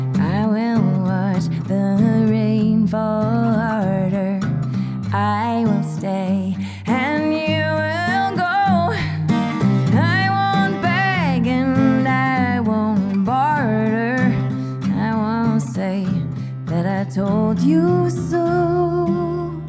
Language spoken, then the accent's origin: English; Boston, Massachusetts, United States; also born or lived in London; I grew up in Boston